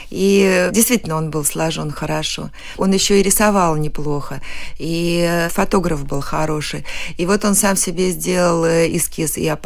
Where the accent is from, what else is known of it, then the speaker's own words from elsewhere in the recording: Saratov, Saratov Oblast, Russia; born there; Да, я родилась в Саратове на гастролях.